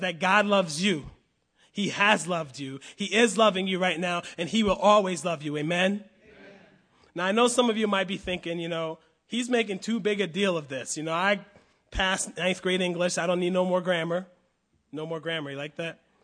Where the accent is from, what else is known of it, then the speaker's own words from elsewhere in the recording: United States; I will always be a proud American